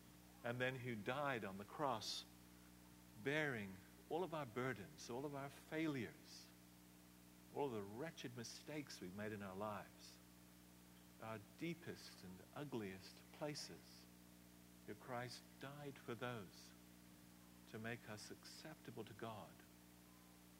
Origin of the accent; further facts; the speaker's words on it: England, United Kingdom; now in United States; I love England from where I come. You can still hear it a bit in my accent. But I love the United States. This is my home, and I'm in the process of becoming a citizen.